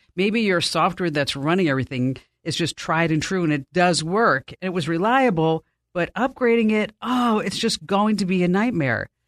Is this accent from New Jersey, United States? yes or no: yes; New Jersey, United States; I'm from New Jersey